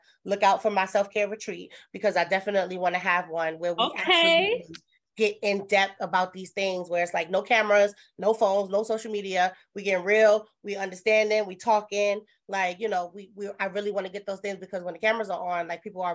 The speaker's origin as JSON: {"language": "English", "town": "New York City", "region": "New York", "country": "United States", "said": "I'm from Brooklyn"}